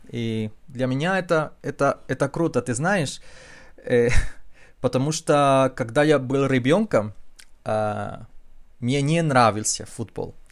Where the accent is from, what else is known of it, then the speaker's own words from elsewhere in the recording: Chile; Russian is a second language; в нашем диалекте испанского языка есть, конечно, много слов на языке кечуа